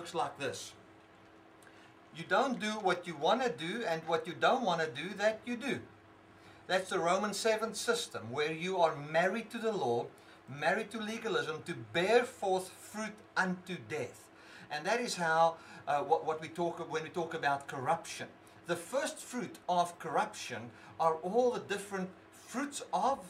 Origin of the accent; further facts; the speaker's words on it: South Africa; I cannot separate myself from being a South African.